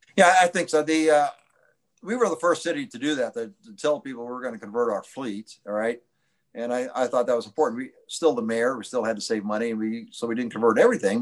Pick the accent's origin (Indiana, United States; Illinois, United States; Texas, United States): Indiana, United States; Indianapolis; I'm from Indianapolis